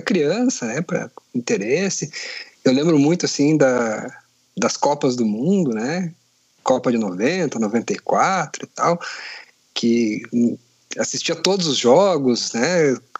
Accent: Curitiba, Paraná, Brazil; Sou de, de Curitiba, como você falou, sou coxa branca

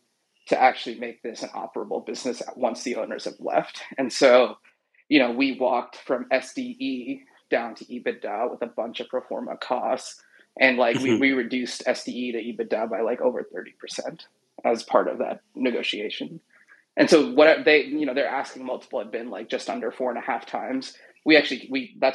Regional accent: Seattle, Washington, United States; It's a residential and commercial tree care business in Seattle, which is my hometown

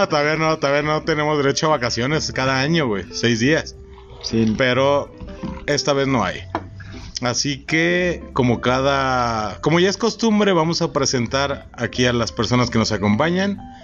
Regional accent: Mexico; como buen mexicano naco

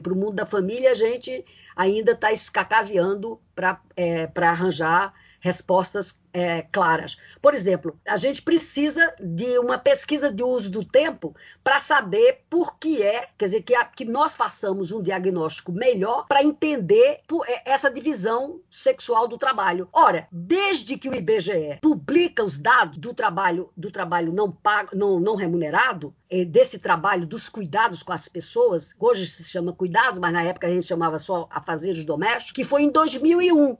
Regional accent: Northeast Region, Brazil; moved away; da minha terra, é, da minha terra do meu Nordeste

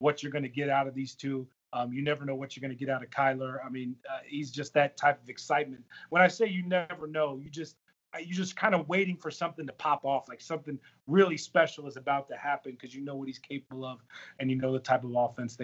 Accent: Texas, United States; I'm from Texas

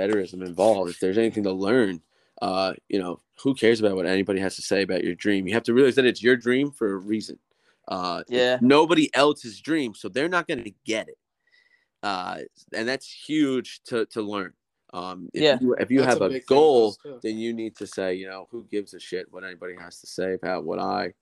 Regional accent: New Jersey, United States; we're from New Jersey

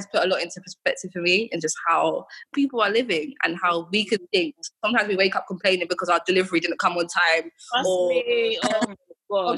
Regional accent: England, United Kingdom; moved away as an adult; now in Accra, Ghana; I'm from England, I was born in England.

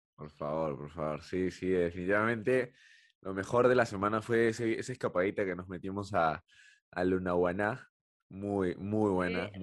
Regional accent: Peru; nuestra vida como peruanos

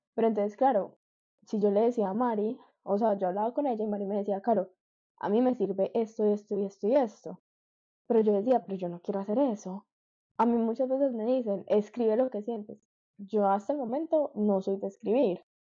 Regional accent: Medellín, Antioquia, Colombia; moved away as an adult; now in Miami, United States; Nací, crecí toda mi vida en Medellín, pero hace un año que me vine para Miami

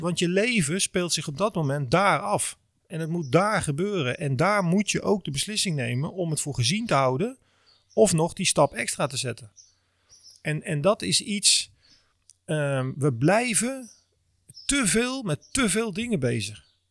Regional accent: Netherlands; wij als Nederlanders, vooral denk ik Europeanen, zijn natuurlijk heel erg opgevoed

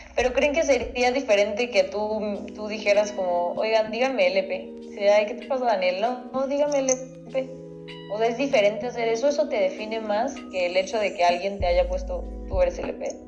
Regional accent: Mexico; nosotros como mexicanos

